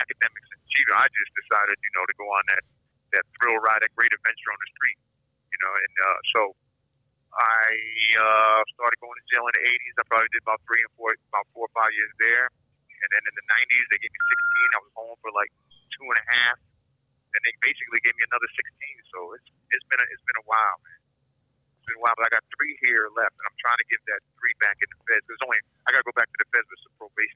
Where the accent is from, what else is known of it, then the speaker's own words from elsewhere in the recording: Connecticut, United States; I'm from Connecticut